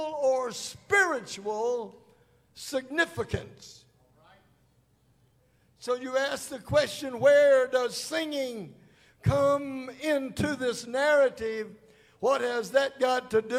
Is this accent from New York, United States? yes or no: no; Holly Springs, Mississippi, United States; I was born in Holly Springs, Mississippi. Big town of Holly Springs